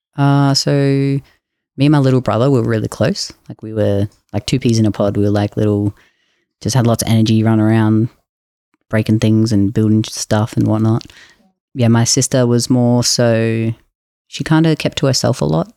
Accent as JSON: {"language": "English", "town": "Jimboomba", "region": "Queensland", "country": "Australia", "tie": "born or raised there", "said": "I grew up in Queensland in a place called Jimbumba."}